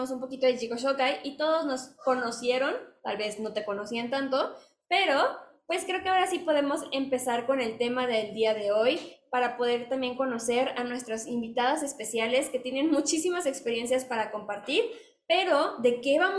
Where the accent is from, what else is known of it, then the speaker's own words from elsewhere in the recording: Mexico; a alguien en casa, durante una semana que podamos compartir nuestra cultura de México con ellos, vivir como mexicanos junto con ellos